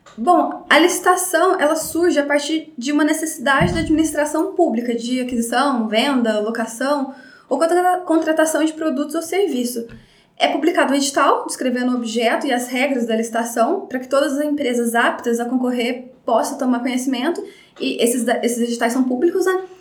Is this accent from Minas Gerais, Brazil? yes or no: yes; Baependi, Minas Gerais, Brazil; moved away as an adult; also born or lived in Varginha; eu sou de Bependi